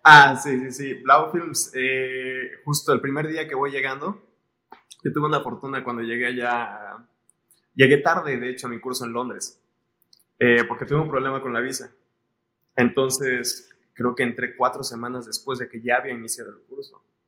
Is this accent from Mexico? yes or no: yes; Mexico City, Mexico; born or raised there; moved away as an adult; also born or lived in Colima, Mexico / London, United Kingdom